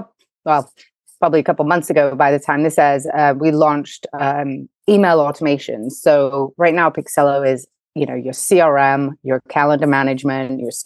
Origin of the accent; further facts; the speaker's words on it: England, United Kingdom; accent: English; moved away as an adult; also born or lived in Chicago, United States; now in New York, United States; I'm English, but I live in America. I'm actually an American with an English accent. My mom's English and my dad's American. Spent every summer over here, and I just came right out of undergraduate school knowing I wanted to be here